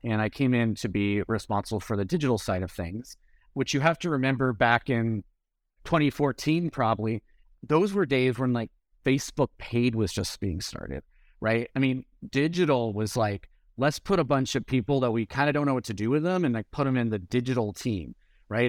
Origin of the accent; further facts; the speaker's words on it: San Francisco, California, United States; I grew up in the Bay Area, uh, I was San Francisco